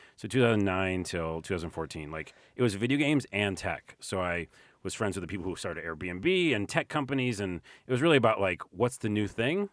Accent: New York City, New York, United States; I'm from New York.

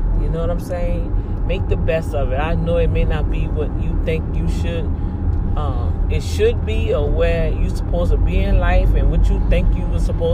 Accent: New Orleans, Louisiana, United States; now in Houston, United States; I'm from New Orleans

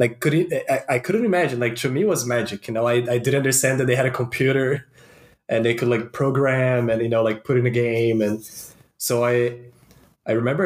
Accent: Brazil; moved away; I'm originally from Brazil

